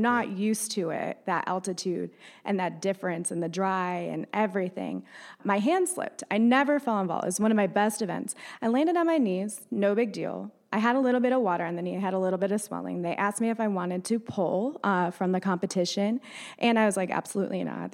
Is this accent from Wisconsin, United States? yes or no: no; upstate New York, United States; moved away as an adult; also born or lived in Davidson, North Carolina / Cornelius, North Carolina; now in Lake Norman, United States